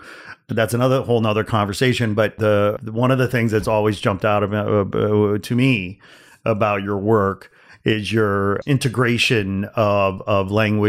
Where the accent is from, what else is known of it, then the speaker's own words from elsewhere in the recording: Gary, Indiana, United States; I mean, specifically, I was born in Gary, Indiana. I grew up in Northwest Indiana.